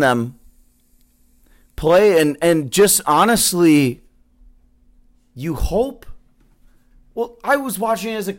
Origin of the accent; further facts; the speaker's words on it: Fox Valley, Wisconsin, United States; I grew up in the Valley